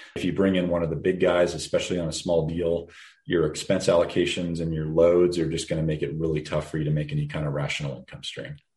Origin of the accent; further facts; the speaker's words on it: Denver, Colorado, United States; born and raised in Denver